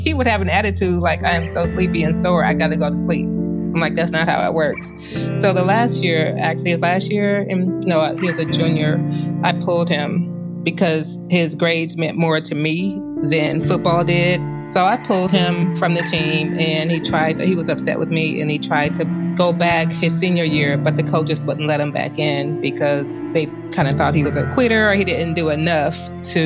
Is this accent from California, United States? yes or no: yes; Los Angeles, California, United States; We are actually from Los Angeles